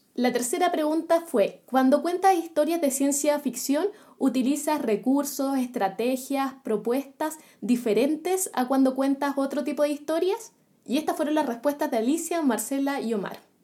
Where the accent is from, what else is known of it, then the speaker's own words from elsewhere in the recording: Chile; acá en Chile